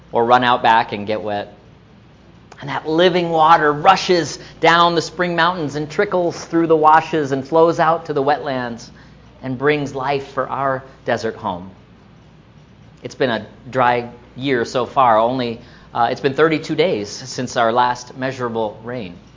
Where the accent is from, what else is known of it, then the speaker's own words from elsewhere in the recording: Delray Beach, Florida, United States; So many of you know I grew up in South Florida. Delray Beach is my hometown, where the summers are hot and muggy.